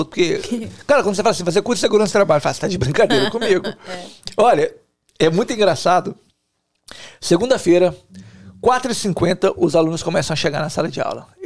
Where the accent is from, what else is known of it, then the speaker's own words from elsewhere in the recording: Cachoeiro de Itapemirim, Espírito Santo, Brazil; Não, eu sou de Cachoeiro, mas sou lá.